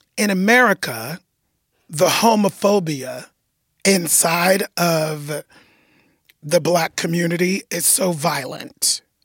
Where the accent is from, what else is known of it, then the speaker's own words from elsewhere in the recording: United States; also born or lived in Los Angeles; I'm American